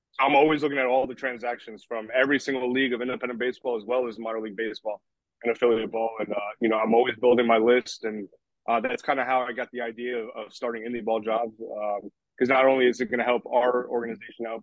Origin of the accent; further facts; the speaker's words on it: New York, United States; also born or lived in Puerto Rico; I'm from New York and I used to go to the Long Island Ducks games all the time